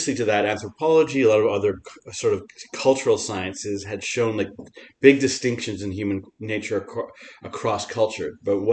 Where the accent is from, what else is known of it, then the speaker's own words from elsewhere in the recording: Montreal, Quebec, Canada; I became like this big Montrealer.